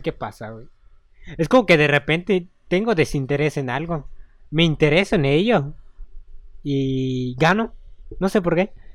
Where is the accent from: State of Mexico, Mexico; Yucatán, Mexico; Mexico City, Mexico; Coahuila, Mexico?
Yucatán, Mexico; Mérida; De aquí de Mérida